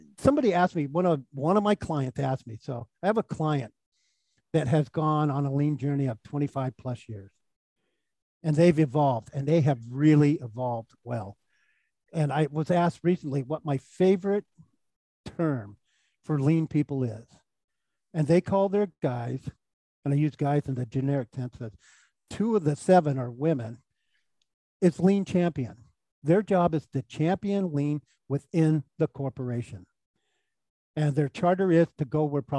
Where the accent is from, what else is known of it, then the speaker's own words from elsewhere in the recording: Silicon Valley, California, United States; I'm from Silicon Valley